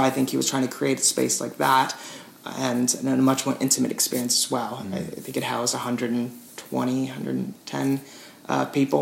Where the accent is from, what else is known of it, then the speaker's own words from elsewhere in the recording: Petaluma, California, United States; my hometown Petaluma